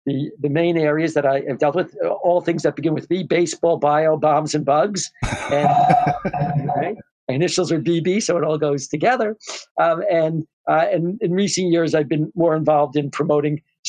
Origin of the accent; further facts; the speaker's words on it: New York, United States; now in New Jersey, United States; I grew up in New York